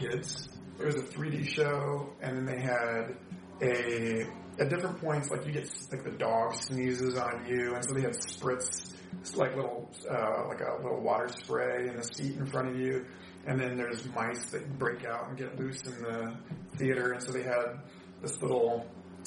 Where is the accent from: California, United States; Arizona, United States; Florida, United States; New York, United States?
Florida, United States; Orlando; I was a kid growing up in Orlando